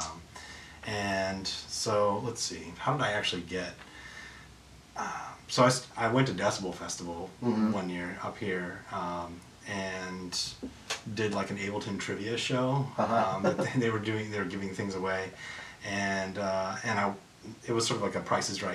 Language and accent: English; Midwest, United States; I grew up in the Midwest